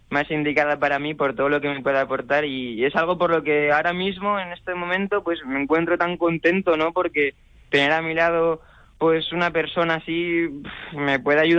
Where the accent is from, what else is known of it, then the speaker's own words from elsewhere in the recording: Valeria, Castilla-La Mancha, Spain; sin olvidarnos nunca de, esas raíces manchegas, ¿no? De, mi pueblo, de Valeria y de toda mi familia